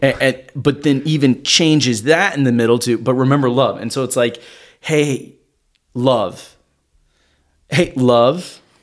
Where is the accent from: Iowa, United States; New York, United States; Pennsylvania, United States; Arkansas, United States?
Arkansas, United States; I grew up in Arkansas